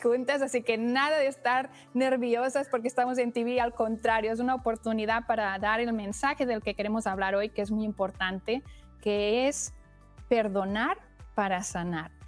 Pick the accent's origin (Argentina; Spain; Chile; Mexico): Spain; now in Indianapolis, United States; nos conectamos con España, con mi tierra